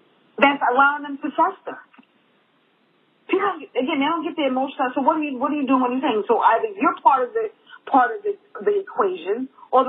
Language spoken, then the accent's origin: English; New York City, New York, United States; I grew up in Harlem